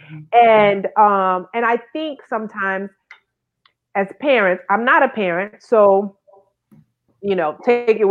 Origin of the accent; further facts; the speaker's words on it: Thibodaux, Louisiana, United States; growing up in Thibodaux, we were one of the first families, Black families in our neighborhood